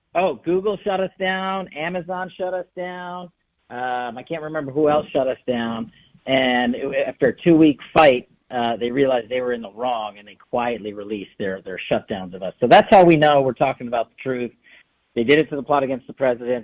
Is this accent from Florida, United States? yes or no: no; Nevada, United States; my home state of Nevada